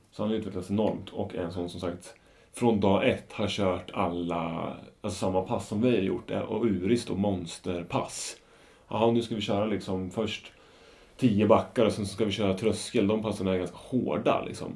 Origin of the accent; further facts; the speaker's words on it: Norrköping, Östergötland, Sweden; ett varv runt Strömmen hemma i Norrköping